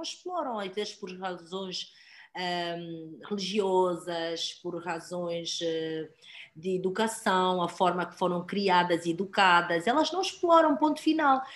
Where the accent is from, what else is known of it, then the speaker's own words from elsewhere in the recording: Angola; moved away; also born or lived in United States; Nasci, cresci em Angola, vivi mais de uma década nos Estados Unidos